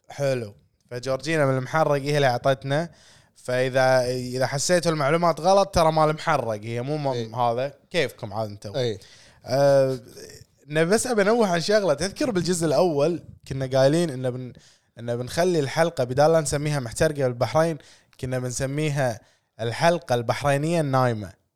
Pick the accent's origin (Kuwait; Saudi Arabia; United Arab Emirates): Kuwait; also born or lived in Hamad Town, Bahrain; إحنا كويتيين